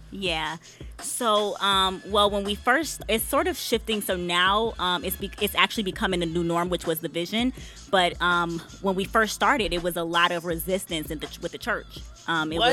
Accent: Detroit, Michigan, United States; moved away; also born or lived in DMV area; I'm from Detroit

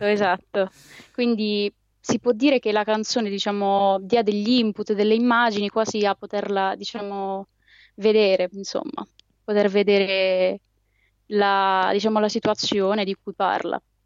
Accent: Molfetta, Apulia, Italy; io sono di Molfetta

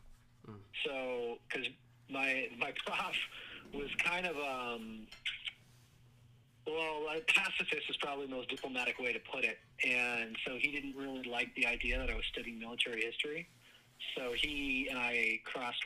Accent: New Jersey, United States; moved away as an adult; also born or lived in New York / Minnesota / Wisconsin; I grew up with them in New Jersey

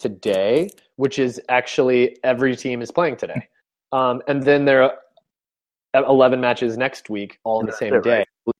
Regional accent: United States; as an American guy who's lived here my whole life

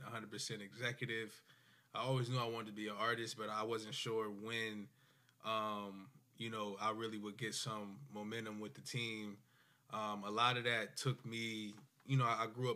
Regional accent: Willingboro, New Jersey, United States; I'm from Willenboro

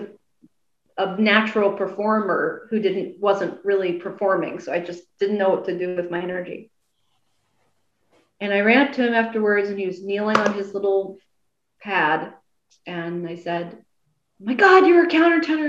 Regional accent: Nashville, Tennessee, United States; now in New York, United States; I moved to New York because I was born in New York, but then I moved to Nashville when I was 5

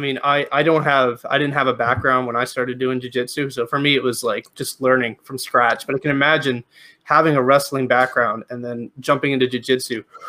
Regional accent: Canada; I'm Canadian

